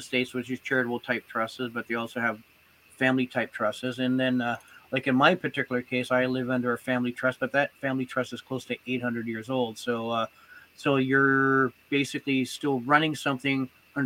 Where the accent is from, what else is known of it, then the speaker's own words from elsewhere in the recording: Canada; I'm Canadian